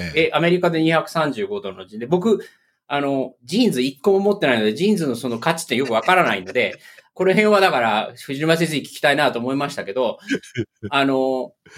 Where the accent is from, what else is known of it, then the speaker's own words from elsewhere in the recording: Japan; moved away as an adult; now in United States; 僕の出身、日本